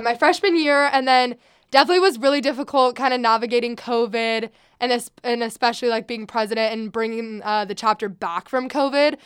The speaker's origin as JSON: {"language": "English", "town": "Sacramento", "region": "California", "country": "United States", "said": "I am from Sacramento"}